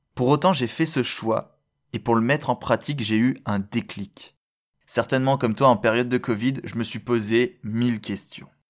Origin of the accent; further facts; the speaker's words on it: France; en tant que Français